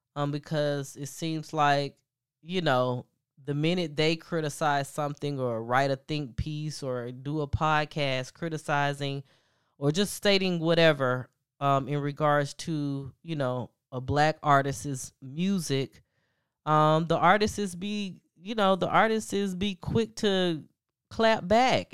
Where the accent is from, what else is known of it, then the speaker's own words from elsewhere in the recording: the South, United States; I'm from the South. you know, I come from the South